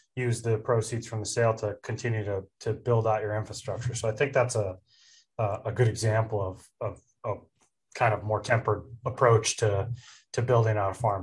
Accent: Pennsylvania, United States; I'm from Pennsylvania

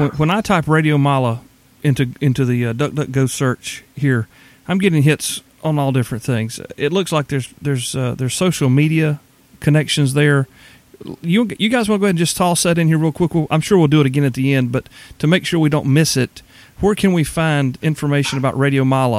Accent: Deep South, United States; And growing up in the Deep South, as I have my entire life, generosity seems to be part and parcel for the folks around here.

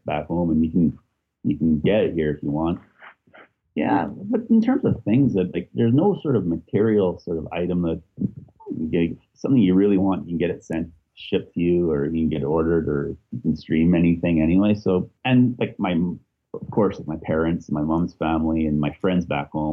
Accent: Edmonton, Alberta, Canada; moved away as an adult; now in Belfast, United Kingdom; growing up in Edmonton, growing up in Canada

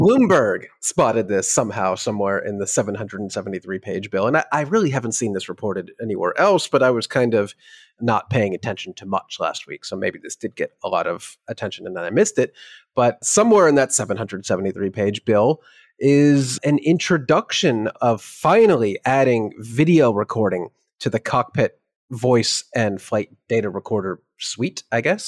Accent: New York, United States; As a New Yorker

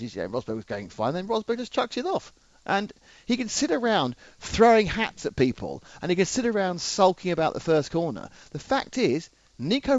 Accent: England, United Kingdom; I am English.

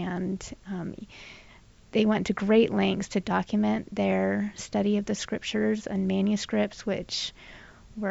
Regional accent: Southern California, United States; I grew up in Southern California

